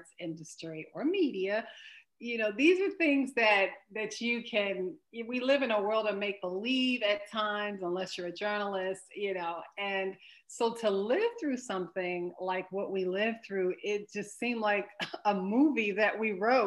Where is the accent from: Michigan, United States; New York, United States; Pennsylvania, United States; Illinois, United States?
Illinois, United States; Chicago; now in Los Angeles, United States; I'm from Chicago and have lived in Los Angeles since the early 90s